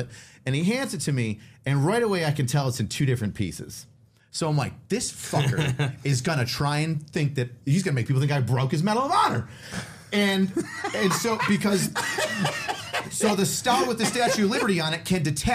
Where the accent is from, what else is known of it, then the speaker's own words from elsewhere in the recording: New York, United States; I'm from New York.